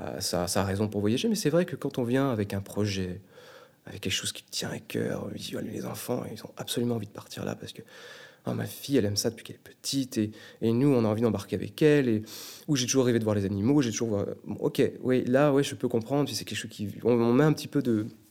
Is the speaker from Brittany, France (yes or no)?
yes; Brittany, France; moved away as an adult; now in Quebec, Canada; je viens du bord de la mer, je suis breton, euh, je suis né en France